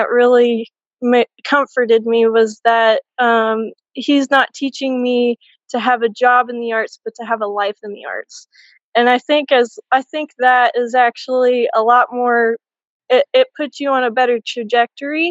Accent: Floyd, Virginia, United States; I'm from Floyd, Virginia

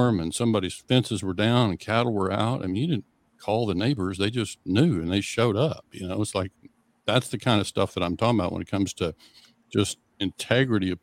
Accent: Western Oklahoma, United States; growing up in Western Oklahoma, that's farm country

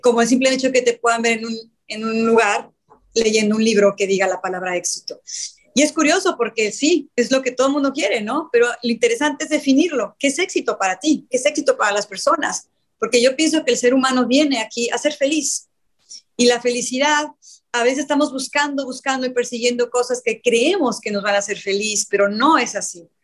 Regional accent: Mexico; also born or lived in Cancún; yo soy de México, vivo en Cancún en la actualidad

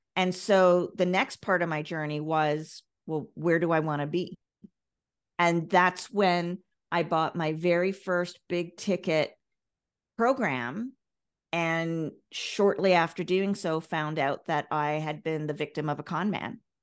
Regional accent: Ireland; I come from Ireland.

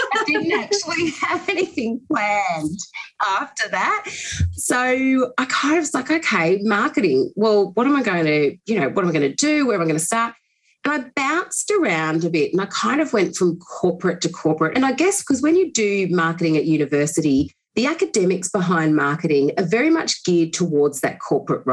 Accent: Bathurst, New South Wales, Australia; also born or lived in Sydney / London; after growing up in Bathurst and I went to university there, I moved down to Sydney

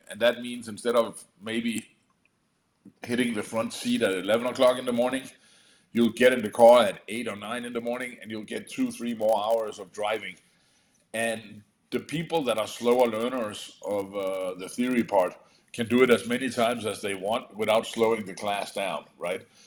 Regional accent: Denmark; moved away; I come from Europe where um, you actually have in uh, Denmark where you actually have to have an education called uh, an adult educator

